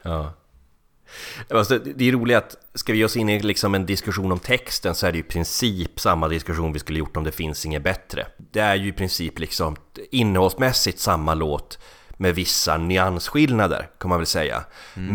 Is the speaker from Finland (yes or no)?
yes; Finland; Jag är finne